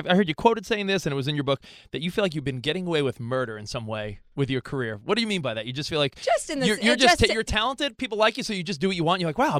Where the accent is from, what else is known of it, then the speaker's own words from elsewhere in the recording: Long Island, New York, United States; moved away; also born or lived in Hoboken, New Jersey; I grew up on Long Island, lived in Hoboken for a long time.